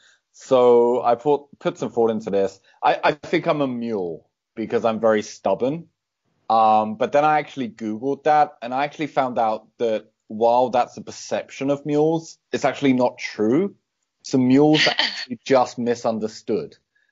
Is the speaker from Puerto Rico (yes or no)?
no; United Kingdom; now in Copenhagen, Denmark; I actually think I've a strange accent because I'm British originally but been living in Copenhagen, Denmark for a few years, so my accent is kind